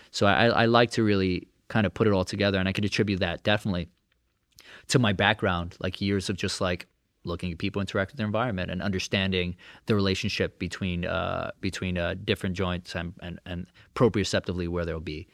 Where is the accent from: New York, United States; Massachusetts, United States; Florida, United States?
New York, United States; New York City; I'm born and raised in Brooklyn